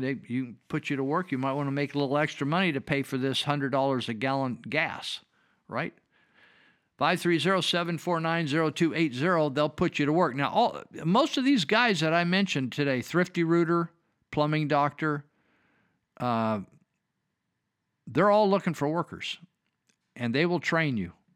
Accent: United States; I'm a damn American.

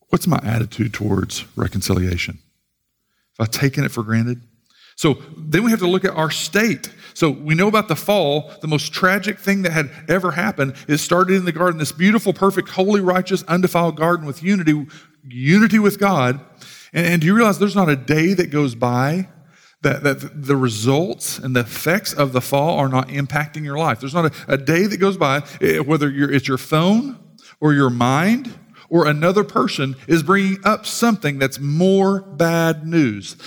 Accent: United States; as proud American Christians

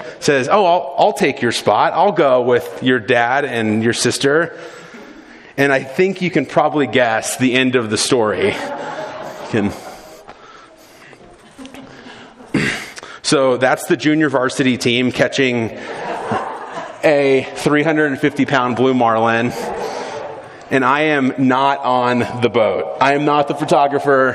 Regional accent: South Florida, United States; I grew up in South Florida

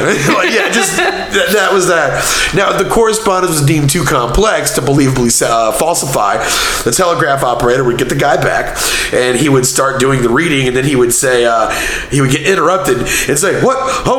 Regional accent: Copperas Cove, Texas, United States; born or raised there; moved away

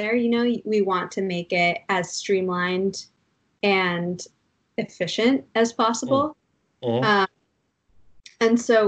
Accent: Durham, New Hampshire, United States; now in New York, United States; I grew up in Durham, New Hampshire

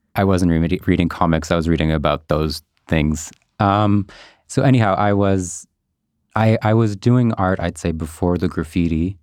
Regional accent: Montreal, Quebec, Canada; I'm a Montreal local. Uh-huh. I grew up in NDG.

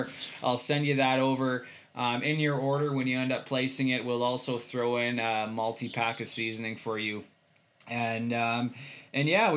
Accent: Saskatchewan, Canada; now in Slave Lake, Canada; I grew up in Saskatchewan

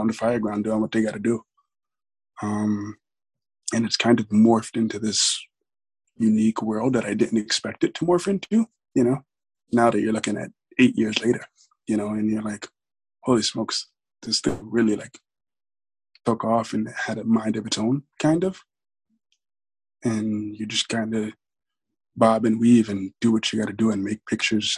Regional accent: New York City, New York, United States; also born or lived in Buffalo; I grew up in Brooklyn

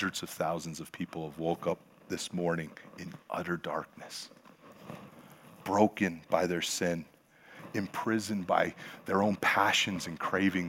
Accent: Pennsylvania, United States; now in California, United States; I'm from the hills of Pennsylvania. I'm a hillbilly

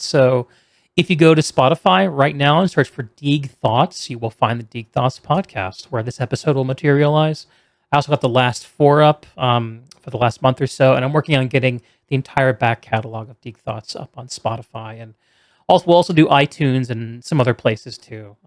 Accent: New England, United States; moved away; also born or lived in South Carolina; I grew up on the East Coast in Yankees land

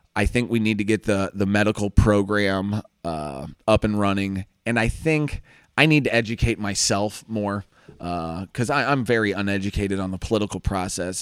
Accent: St. Louis, Missouri, United States; I'm from Saint Louis

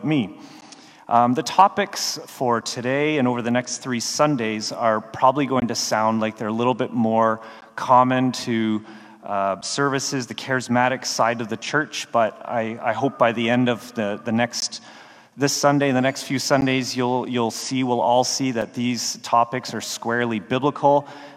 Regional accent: Canada; moved away as an adult; also born or lived in Baltimore; I'm Canadian. If any of you have ever seen a TV show called Letterkenny or are willing to admit you have, that'll give you a sense of who I went to high school

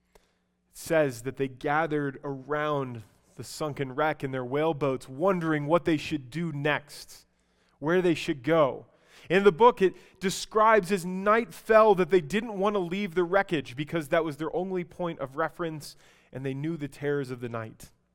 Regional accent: Albuquerque, New Mexico, United States; I'm from Albuquerque

